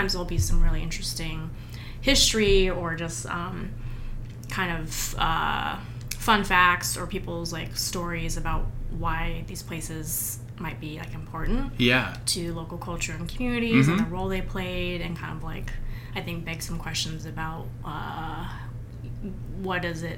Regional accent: Seattle, Washington, United States; so I was born and raised in Seattle, and I've been here most of my life except about 5 years in New York.

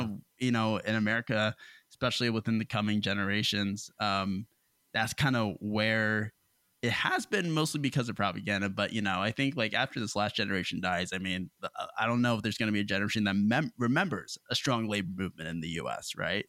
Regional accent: United States; being an American

